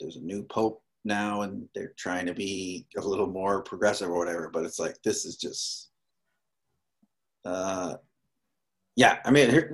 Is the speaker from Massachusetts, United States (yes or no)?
yes; Boston, Massachusetts, United States; I grew up in the Boston area